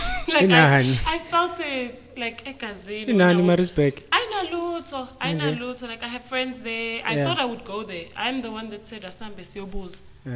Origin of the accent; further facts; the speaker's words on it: Dundee, KwaZulu-Natal, South Africa; also born or lived in Empangeni, South Africa; And then I went to school in Dundee. My mom moved to Dundee. So I kind of grew up there instead of Empangeni.